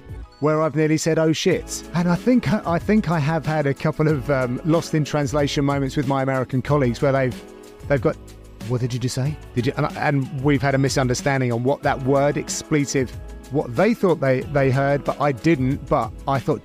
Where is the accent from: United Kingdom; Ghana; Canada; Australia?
United Kingdom; as a Brit